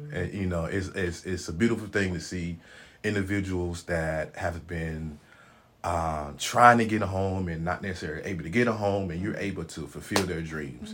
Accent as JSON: {"language": "English", "town": "Memphis", "region": "Tennessee", "country": "United States", "tie": "born or raised there", "moved": "yes", "said": "born and raised in Memphis, Tennessee"}